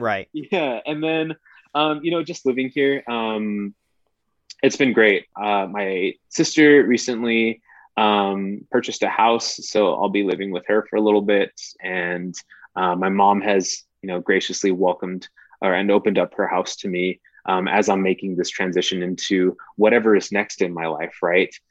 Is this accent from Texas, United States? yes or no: yes; El Paso, Texas, United States; moved away as an adult; also born or lived in San Marcos, Texas; my hometown of El Paso, Texas